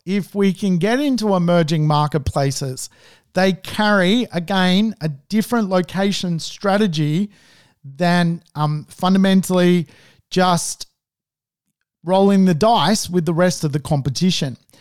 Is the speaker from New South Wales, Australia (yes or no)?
yes; Sydney, New South Wales, Australia; I grew up, um, at the Woolwich end of Hunnis Hill